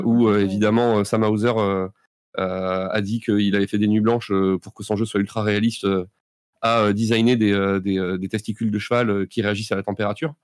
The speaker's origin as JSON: {"language": "French", "town": "Bordeaux", "region": "Nouvelle-Aquitaine", "country": "France", "said": "on est bordelais"}